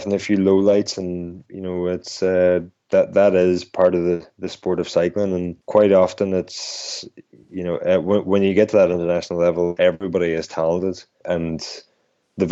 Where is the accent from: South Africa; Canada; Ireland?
Ireland; we in the Ampost team, we had a great, as Irish riders